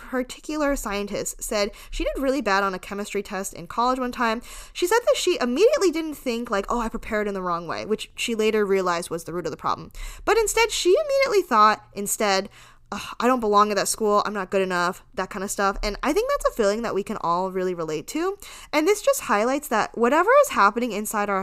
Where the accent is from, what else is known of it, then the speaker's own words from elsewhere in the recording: United States; I was born in America, so this is kind of all I've ever known